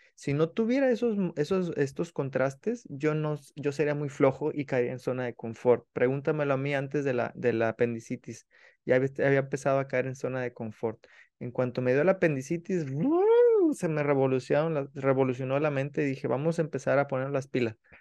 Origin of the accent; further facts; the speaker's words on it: Mexico; yo sabe que soy mexicano